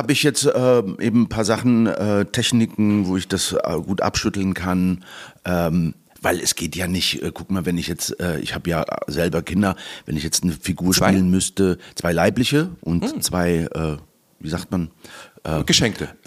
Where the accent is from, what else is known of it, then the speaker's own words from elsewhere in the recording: Malaga, Andalusia, Spain; Und ansonsten habe ich ja auch noch meinen Wohnsitz in Malaga. das ist meine Heimat.